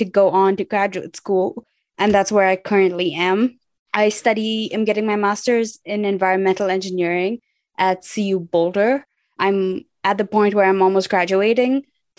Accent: Dubai, United Arab Emirates; moved away as an adult; also born or lived in Goa, India / Philadelphia, Pennsylvania; now in Colorado, United States; I am from Goa, India, but I was born and raised in Dubai, UAE. When I was 18 years old, I moved to Philadelphia, Pennsylvania for college.

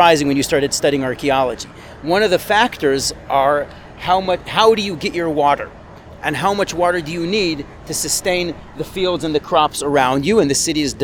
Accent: Jerusalem, Jerusalem District, Israel; I grew up in the Rova

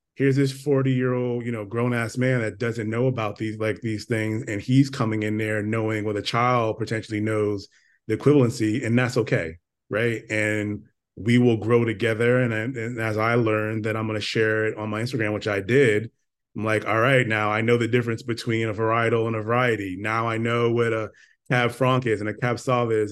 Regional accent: Stamford, Connecticut, United States; moved away as an adult; now in Northern California, United States; grew up in Stamford, Connecticut in the very, very, very, very, very early eighties. Um, you know, born, born and raised

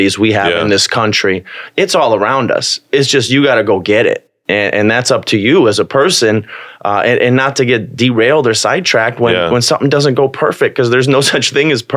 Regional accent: Bolingbrook, Illinois, United States; I grew up in Bolingbrook

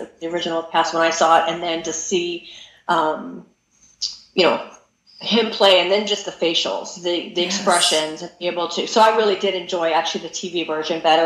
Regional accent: California, United States; I'm from California

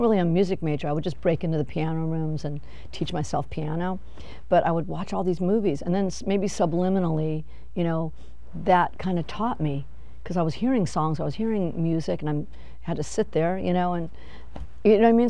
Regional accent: Los Angeles, California, United States; I'm from Van Nuys

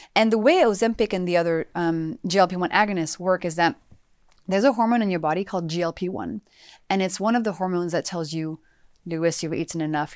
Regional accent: France; moved away; also born or lived in United States; I grew up in France

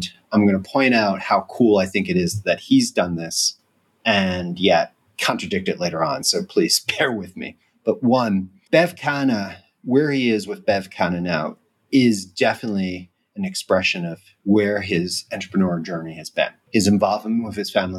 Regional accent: United States; moved away as an adult; as an American living abroad

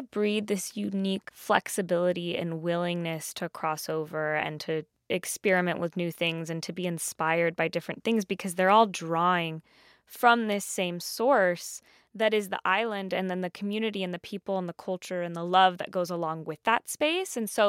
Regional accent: Southern California, United States; growing up in Southern California, I wasn't around a ton of Puerto Ricans earlier in life.

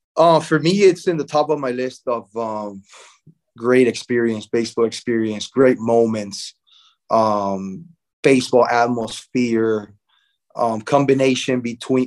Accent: Barranquilla, Atlántico, Colombia; my hometown, Barranquilla, Colombia

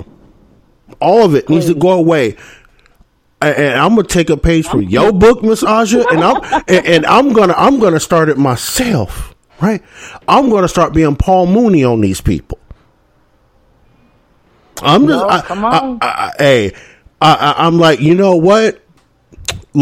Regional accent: the South, United States; I'm from the South, y'all. Right? I'm from the South

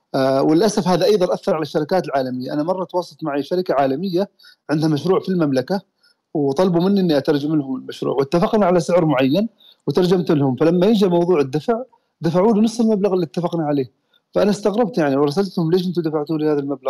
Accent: Oman; احنا عندنا في عمان

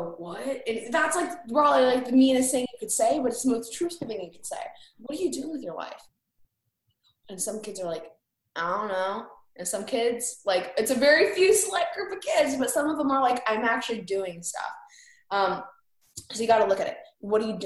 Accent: Indiana, United States; from Indiana

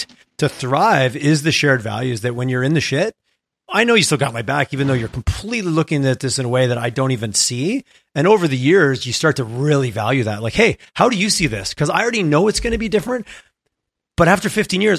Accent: Montreal, Quebec, Canada; moved away as an adult; now in Calgary, Canada; I grew up in Montreal.

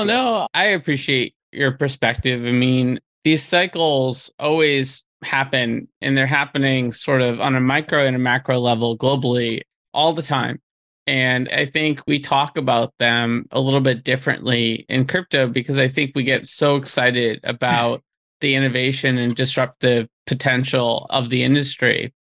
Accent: Peabody, Massachusetts, United States; about 30 minutes north of Boston

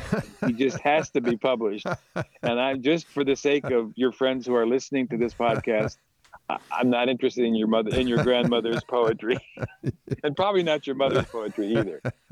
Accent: Chicago, Illinois, United States; moved away as an adult; also born or lived in South Central Pennsylvania / Wheaton, Illinois / Orlando; now in Southwest Michigan, United States; I grew up in Chicago

